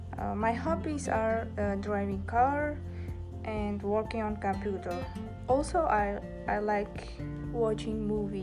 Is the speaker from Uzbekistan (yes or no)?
yes; Tashkent, Uzbekistan; first language Uzbek; English is a second language; moved away as an adult; now in New York, United States; I was born in Tashkent, capital of Uzbekistan. And my native language is Uzbek, and I can also speak Russian and English.